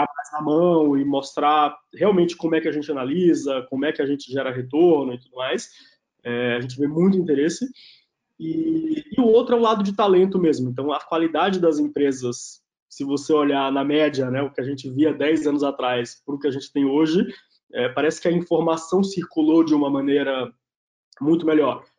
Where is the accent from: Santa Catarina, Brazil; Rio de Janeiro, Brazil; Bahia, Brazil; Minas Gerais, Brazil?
Bahia, Brazil; Itabuna; moved away as an adult; now in São Paulo, Brazil; eu nasci na Bahia, numa cidade que chama Itabuna, é, no sul da Bahia, família toda tinha pequenos comércios